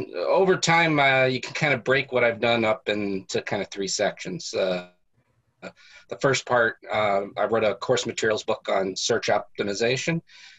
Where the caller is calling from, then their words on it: Boston, Massachusetts, United States; Boston, Massachusetts.